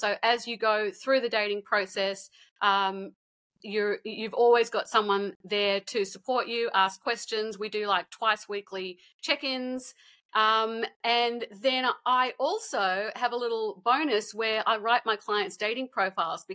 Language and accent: English; Sydney, New South Wales, Australia; also born or lived in Canada / New York, United States; I met my husband in my hometown of Sydney.